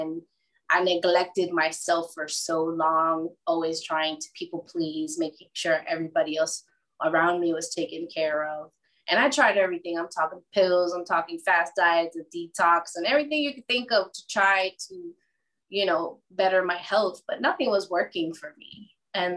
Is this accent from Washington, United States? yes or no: no; South Florida, United States; also born or lived in New Jersey; now in Wesley Chapel, United States; I've been raised in South Florida my whole life